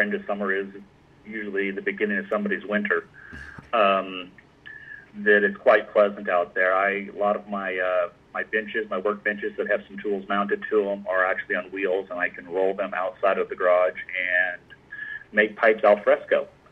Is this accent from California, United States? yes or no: yes; Anaheim, California, United States; I was born and raised in Anaheim, California